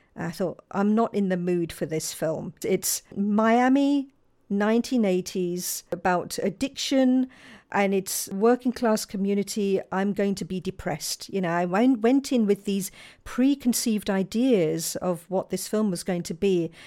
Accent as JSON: {"language": "English", "region": "London", "country": "United Kingdom", "tie": "born or raised there", "said": "I was born and brought up in Balham in southwest London"}